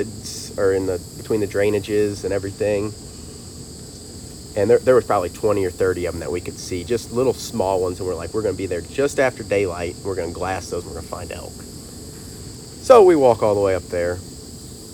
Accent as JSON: {"language": "English", "region": "Missouri", "country": "United States", "said": "I'm from Missouri"}